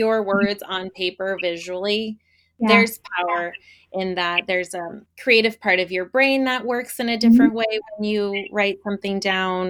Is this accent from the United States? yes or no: yes; Portland, United States; I'm from Portland